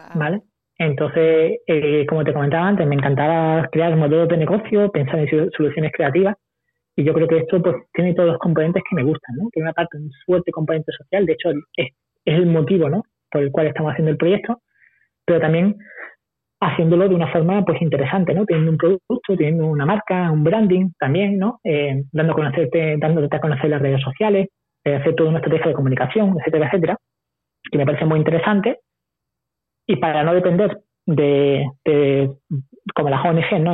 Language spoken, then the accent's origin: Spanish; Spain; cuando salí de España, mi primer viaje con 20 años